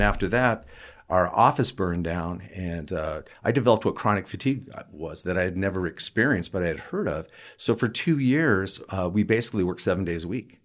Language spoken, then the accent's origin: English; Colorado, United States; also born or lived in Hartford, Connecticut / Portland, Oregon; I basically lived in Colorado my entire life